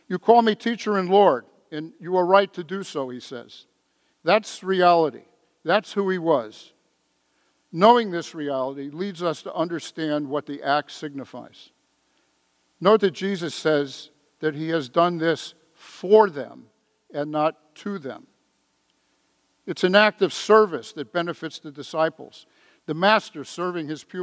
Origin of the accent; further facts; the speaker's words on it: San Francisco, California, United States; When I was growing up in San Francisco, I was an altar boy, St. Monica's Church out in the Richmond District